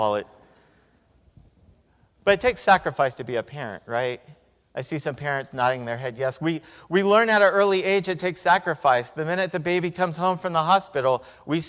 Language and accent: English; Victorville, California, United States; When I was growing up in Victorville